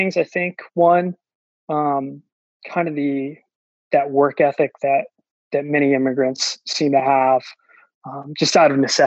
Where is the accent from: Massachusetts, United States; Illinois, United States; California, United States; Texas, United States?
Massachusetts, United States; New Bedford; also born or lived in Terceira, Azores, Portugal; I was came from Portugal, from Terceira, the Azores, when I was a year old, raised in New Bedford